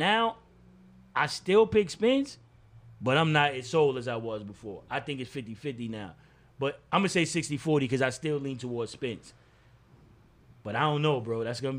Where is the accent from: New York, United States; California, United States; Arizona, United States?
New York, United States; I'm from New York, man. Y'all forgive me. I'm from New York.